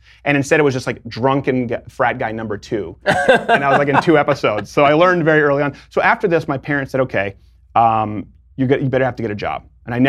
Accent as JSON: {"language": "English", "town": "Detroit", "region": "Michigan", "country": "United States", "tie": "born there", "said": "Well, I was born in Detroit."}